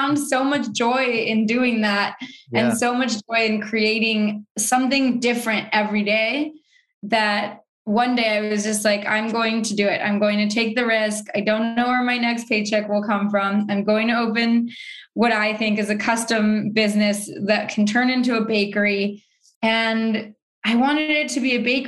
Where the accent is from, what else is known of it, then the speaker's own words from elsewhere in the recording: Mexico; now in New York City, United States; I grew up in Mexico